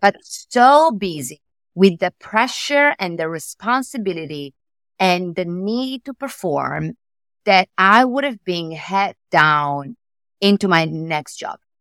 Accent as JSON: {"language": "English", "country": "Italy", "accent": "Italian", "second_language": "English", "moved": "as an adult", "lives_now": "New York, United States", "said": "I moved from Italy, as you can say from my accent."}